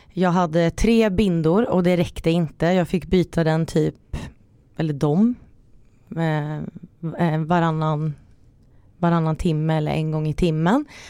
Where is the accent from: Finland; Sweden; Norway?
Finland; jag är också finsk